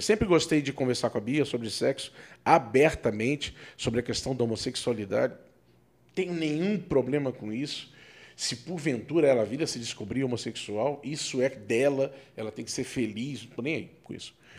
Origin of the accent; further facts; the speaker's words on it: Rio de Janeiro, Brazil; moved away; eu fui criado no Rio de Janeiro